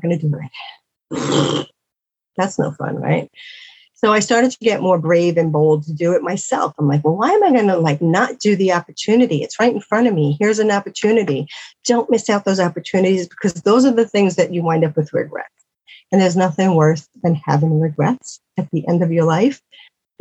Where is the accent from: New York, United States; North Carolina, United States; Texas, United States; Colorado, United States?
New York, United States; New York City; moved away; I'm from New York City